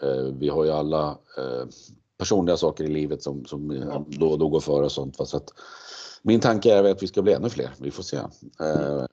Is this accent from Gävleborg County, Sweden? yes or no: yes; Gävle, Gävleborg County, Sweden; moved away as an adult; now in Uppsala, Sweden; jag kom från Gävle ursprungligen